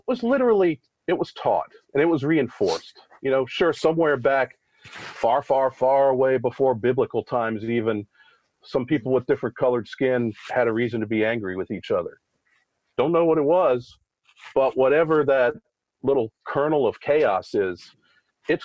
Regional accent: Richmond, Virginia, United States; I grew up in Richmond

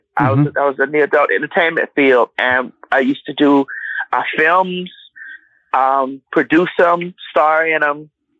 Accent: Miami, Florida, United States; now in Conyers, United States; I'm based in Atlanta, Georgia. I'm originally from Miami, Florida.

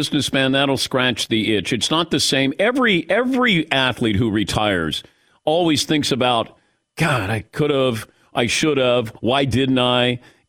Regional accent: Cincinnati, Ohio, United States; But I did it before. I'm from Cincinnati.

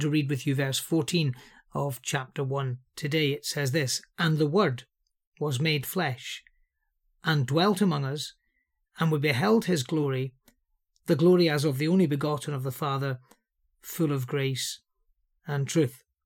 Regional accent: Liverpool, North West England, United Kingdom; I'm from Liverpool

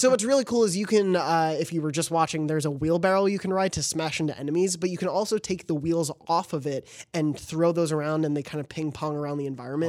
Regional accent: New York, United States; moved away; we're both from New York

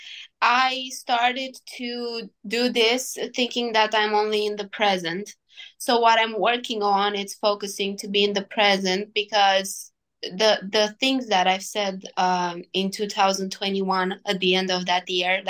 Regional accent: Romania; I played a WTA in my hometown

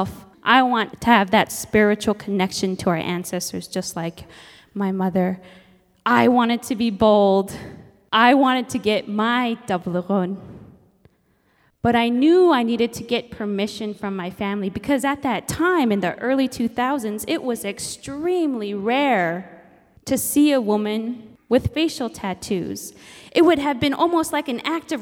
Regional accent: Nome, Alaska, United States; I'm Inupiaq from Nome, Alaska, and my parents raised me to embrace my Inupiaq heritage

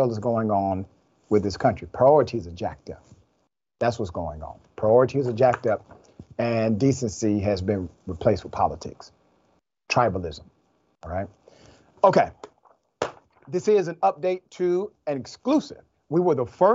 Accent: Atlanta, Georgia, United States; I'm from Atlanta

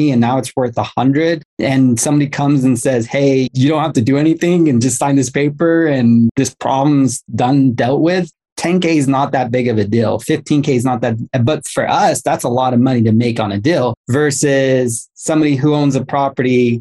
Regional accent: Los Angeles, California, United States; I'm from Los Angeles

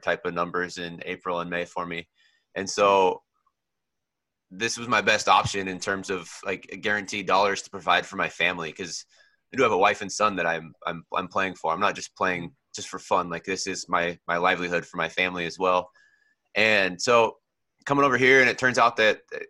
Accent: Oregon, United States; also born or lived in California; Californian born and Oregon raised

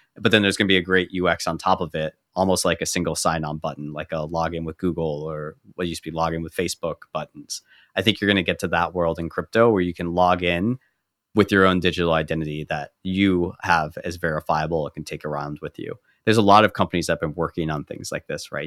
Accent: United States; growing up as an American

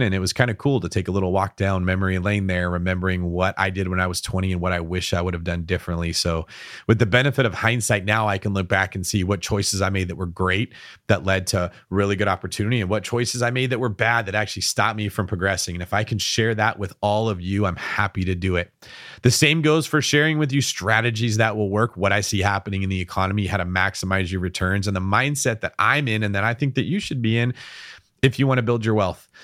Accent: Bay Area, California, United States; Every one of us that's from the Bay Area always has to tell everyone we're from the Bay Area

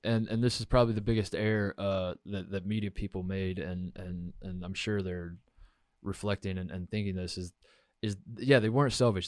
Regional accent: Ohio, United States; now in Los Angeles, United States; I'd say, "Ohio."

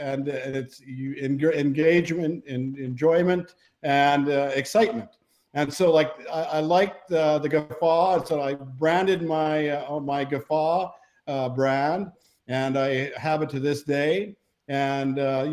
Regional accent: Canada; we're both Canadian

